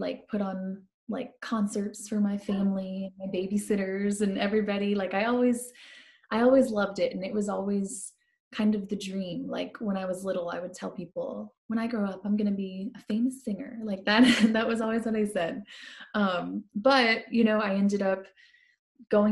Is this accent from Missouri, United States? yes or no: yes; St. Louis, Missouri, United States; moved away as an adult; now in Nashville, United States; I grew up in St. Louis, Missouri. Born and raised